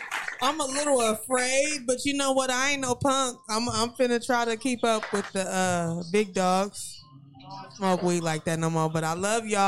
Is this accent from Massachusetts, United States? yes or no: no; Stockton, California, United States; also born or lived in Sacramento, California; I'm from Stockton, California.